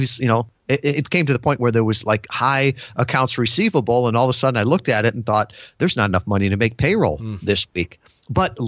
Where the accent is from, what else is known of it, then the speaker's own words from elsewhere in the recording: Midwest, United States; now in Kalamazoo, United States; growing up in the Midwest, you know, my world was small